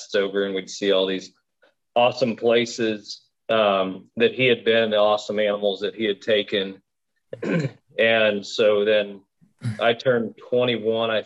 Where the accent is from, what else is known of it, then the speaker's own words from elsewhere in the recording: Kansas, United States; we're from Kansas